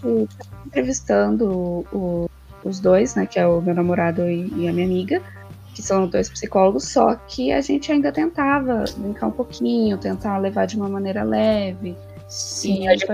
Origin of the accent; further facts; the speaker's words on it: São Paulo, Brazil; eu sou paulista, e aí a gente ia quase todo final de semana no Shopping Eldorado